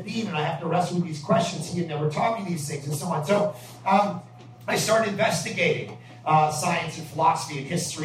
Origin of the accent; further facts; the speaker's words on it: Ajax, Ontario, Canada; moved away as an adult; now in Vancouver, Canada; We're from Toronto. We're from Ajax.